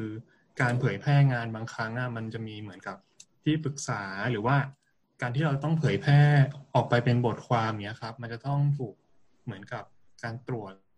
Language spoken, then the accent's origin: Thai; Chiang Mai, Thailand; เป็นคนเชียงใหม่เนาะเกิดแล้วก็เติบโตที่นี่